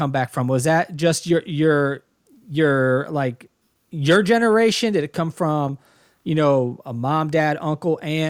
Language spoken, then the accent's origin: English; Dayton, Ohio, United States; I was born in Dayton, Ohio.